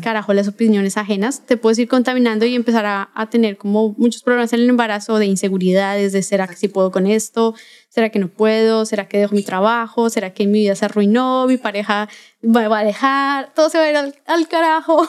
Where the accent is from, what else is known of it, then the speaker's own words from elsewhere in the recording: Bogotá, Colombia; accent: Colombian; moved away as an adult; now in Mexico; Soy de Bogotá, Colombia. Eh, vivo aquí en México desde el año pasado